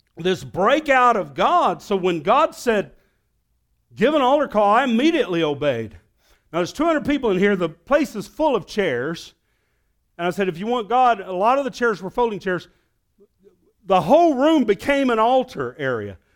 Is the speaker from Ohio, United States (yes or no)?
no; Arkansas, United States; I'm from Arkansas